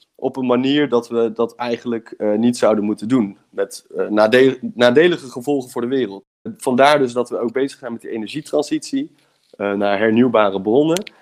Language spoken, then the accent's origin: Dutch; Breda, North Brabant, Netherlands; moved away as an adult; now in Delft, Netherlands; ik ben opgegroeid in Breda. Ik woon nu in Delft